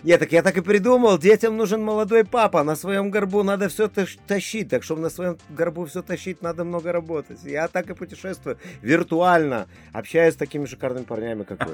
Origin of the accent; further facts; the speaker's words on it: Lithuania; Да, я родился в Литве, э, я из поколения литваков, это литовские евреи